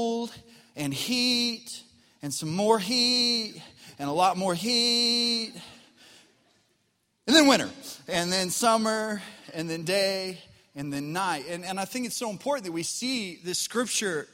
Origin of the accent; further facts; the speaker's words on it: Colorado, United States; now in Arkansas, United States; When I grew up in Colorado